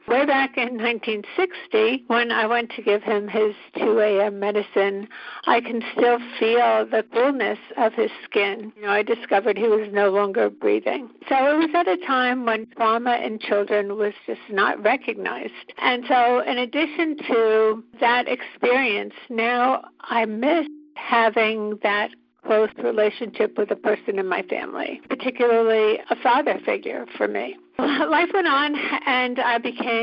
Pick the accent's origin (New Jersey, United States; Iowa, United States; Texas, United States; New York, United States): New Jersey, United States; When I was growing up in New Jersey